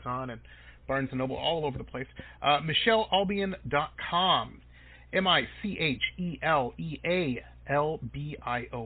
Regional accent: Detroit, Michigan, United States; moved away; also born or lived in Boston; I'm from Detroit originally. That's where I grew up, Metro Detroit

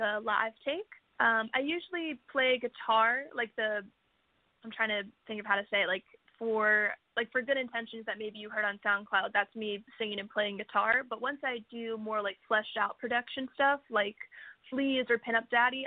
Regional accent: West Virginia, United States; moved away; where I grew up in West Virginia

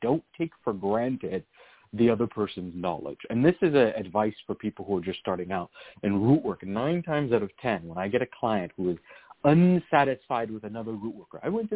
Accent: Virginia, United States; I grew up in Virginia where that was so common

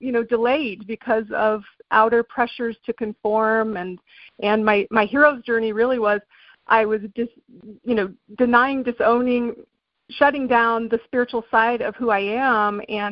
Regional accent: England, United Kingdom; I grew up in England, actually. My dad was in the Air Force.

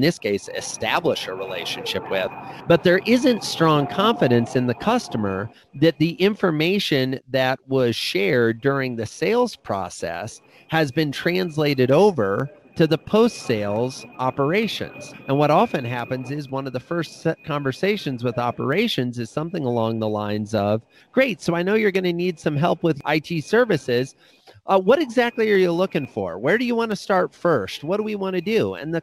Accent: Iowa, United States; I grew up in Iowa

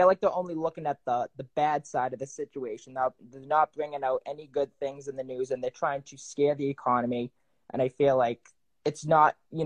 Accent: New England, United States; I'm from New England.

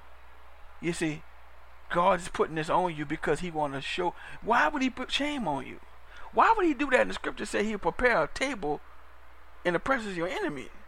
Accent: New Orleans, Louisiana, United States; I'm from Louisiana, so I'm from New Orleans

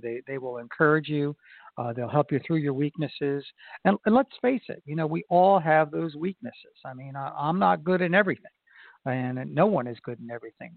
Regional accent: Florida, United States; in Florida, my home state

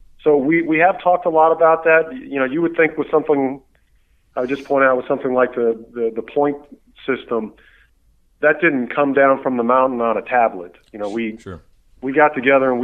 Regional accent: United States; as an American

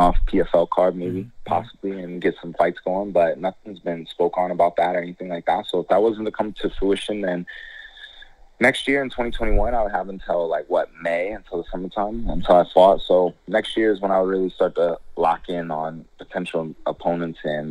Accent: Midwest, United States; now in South Florida, United States; I come from the Midwest

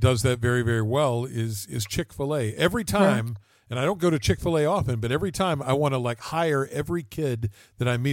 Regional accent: West Virginia, United States; I grew up in West Virginia

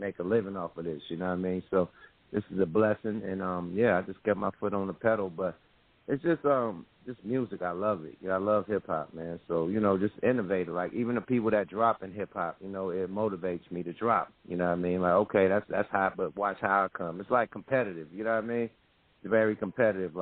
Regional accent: Oakland, California, United States; I'm from the Ville, man, East Oakland

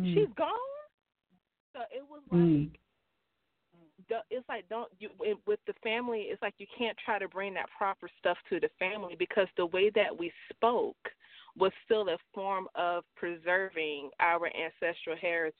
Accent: Ocala, Florida, United States; also born or lived in Gainesville, Florida; I wasn't born in Ocala, Florida. I was born in Gainesville, Florida, and raised in Ocala, Florida.

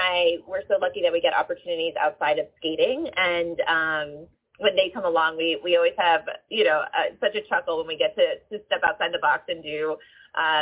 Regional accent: Philadelphia, Pennsylvania, United States; I'm from Philly

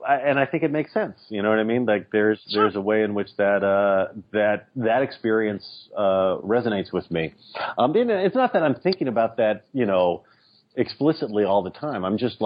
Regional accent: Texas, United States; now in New York City, United States; I grew up in Texas. I moved to New York City.

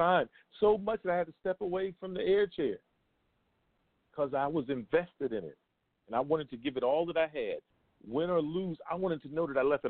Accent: United States; I'm just an American

